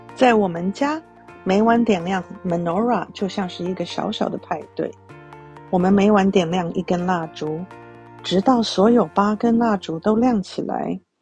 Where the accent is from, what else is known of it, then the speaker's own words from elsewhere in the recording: Taiwan; now in United States; 我来自台湾，信佛教，我的先生是犹太人。我们家有一个男孩跟一个女孩